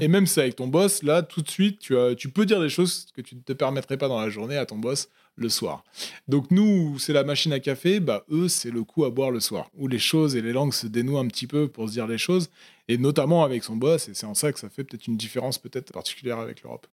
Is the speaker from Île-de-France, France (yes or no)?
yes; Paris region, Île-de-France, France; moved away as an adult; also born or lived in Tokyo, Japan; now in Lyon, France; j'ai grandi dans la, dans, la, région parisienne